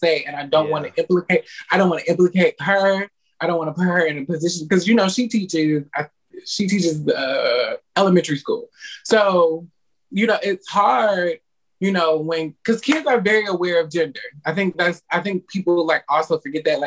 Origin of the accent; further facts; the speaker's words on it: Detroit, Michigan, United States; now in Florida, United States; I'm originally from Detroit, Michigan.